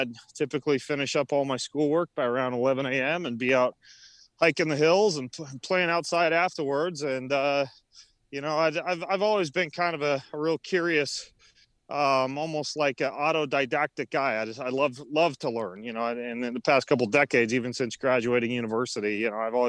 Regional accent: Idaho, United States; I grew up in North Idaho, up in what's called the Panhandle.

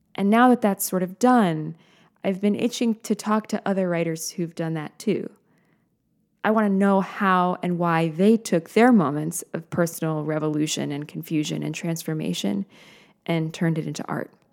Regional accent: United States; I am an American human being living now

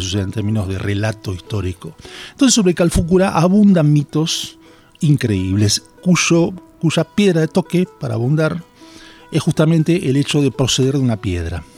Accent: Bahía Blanca, Buenos Aires Province, Argentina; yo soy de Bahía Blanca, laburé mucho con, con, agrupaciones indígenas en Bahía Blanca

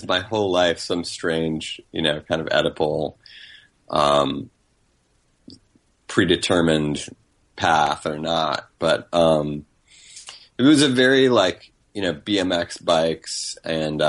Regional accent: North Carolina, United States; also born or lived in Denham Springs, Louisiana / Baton Rouge, Louisiana; we moved to North Carolina when I was three from Baton Rouge

